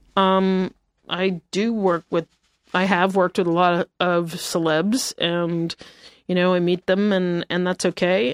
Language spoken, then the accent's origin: English; United States; also born or lived in New York; now in Los Angeles, United States; I am from New Jersey and New York